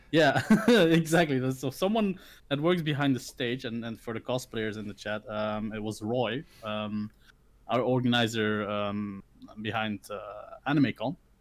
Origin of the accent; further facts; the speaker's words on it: Belgium; also born or lived in Philippines; I grew up in Belgium, of course, but I, am not born here. Uh, I wasn't born here. I was uh, born in the Philippines. So uh, I got adopted by a lovely Belgian couple, um, and I was raised here.